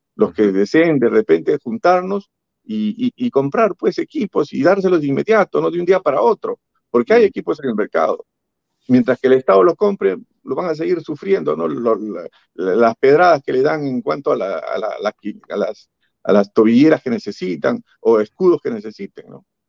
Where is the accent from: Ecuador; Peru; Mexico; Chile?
Peru; todos los peruanos que luchamos por la democracia